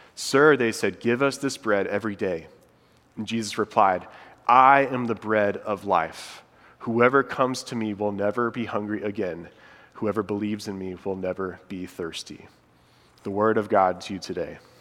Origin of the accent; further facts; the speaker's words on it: Indiana, United States; moved away as an adult; now in Charlotte, United States; my wife and I, Molly, we're from Indiana and we've been here in Charlotte for about six years now